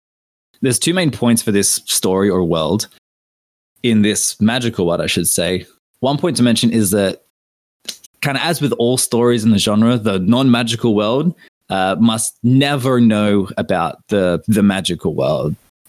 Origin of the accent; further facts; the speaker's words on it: Australia; as an Aussie